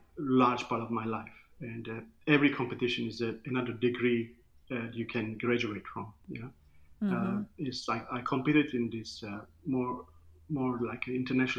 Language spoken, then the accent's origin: English; Istanbul, Turkey; English is a second language; now in Gold Coast, Australia; I'm originally from Turkey, Istanbul